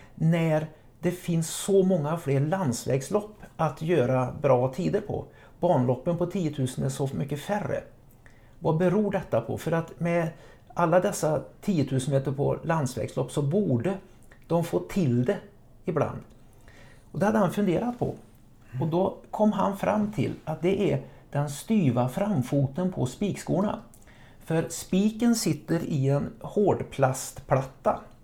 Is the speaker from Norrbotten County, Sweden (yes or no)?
no; Trollhättan, Västra Götaland, Sweden; moved away; nere i Västsverige jag kommer ifrån